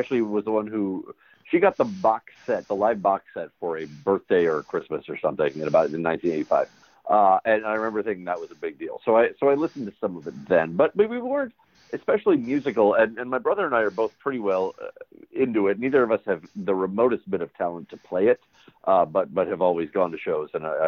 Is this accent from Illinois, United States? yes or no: yes; Illinois, United States; when you're that age and we grew up near Chicago